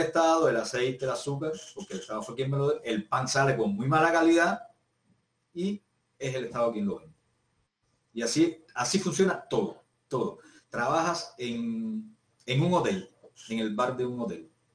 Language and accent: Spanish; Cuba; moved away as an adult; now in Chile; yo soy cubano